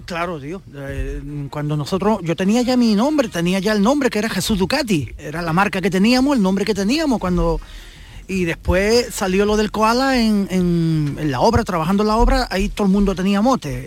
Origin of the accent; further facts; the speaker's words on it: Rincón de la Victoria, Andalusia, Spain; yo soy de Rincón de la Victoria.